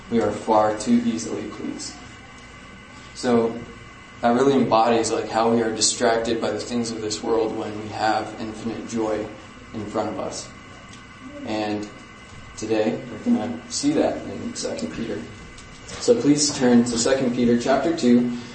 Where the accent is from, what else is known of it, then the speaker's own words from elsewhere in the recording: Ukraine; I guess a little context is that I grew up in Ukraine in a missionary household.